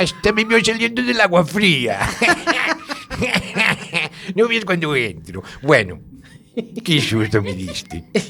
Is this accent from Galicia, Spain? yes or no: yes; Galicia, Spain; somos finos los gallegos